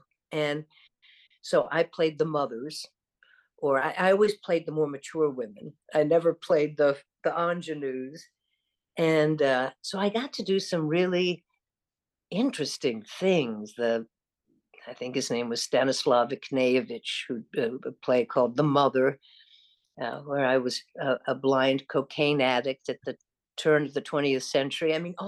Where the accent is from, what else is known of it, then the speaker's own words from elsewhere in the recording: the South, United States; accent: Southern; I was able to neutralize my Southern accent.